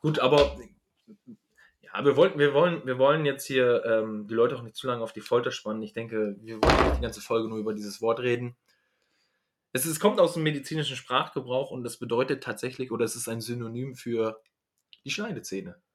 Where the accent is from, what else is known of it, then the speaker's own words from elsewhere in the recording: Northern Germany, Germany; ich komme ja aus dem Norddeutschen